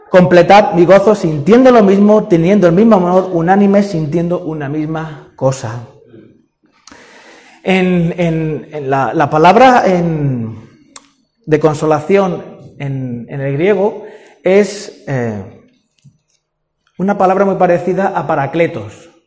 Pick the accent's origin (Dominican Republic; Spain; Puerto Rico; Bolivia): Spain; Sanlúcar de Barrameda, Andalusia; also born or lived in Madrid; Es que yo nací en Madrid. Ah, entonces tú eres madrileño. No, yo me considero sanluqueño. Los sanluqueños nacen donde quieren, ¿no?